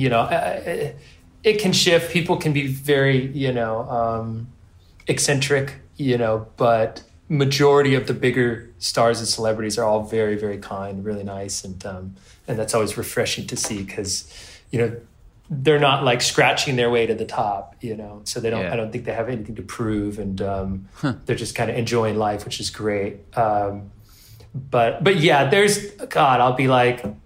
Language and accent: English; California, United States; I grew up in California